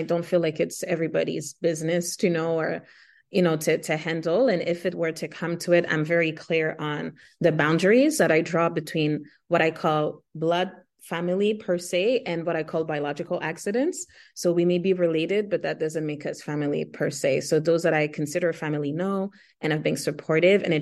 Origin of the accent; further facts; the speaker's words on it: Haiti; first language Haitian Creole; English is a second language; my native Afro indigenous language is Haitian Creole, second is French, and then third English. I grew up around Spanish as well because when my parents were fleeing the country, they lived in Dominican Republic as well.